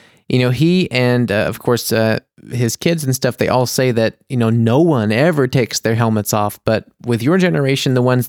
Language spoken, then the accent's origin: English; United States; now in Germany; I'm the American